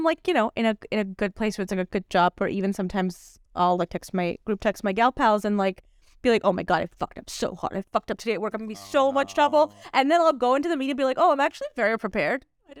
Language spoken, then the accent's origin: English; California, United States; I definitely sound like some, like, hey, dude, so I'm from SoCal.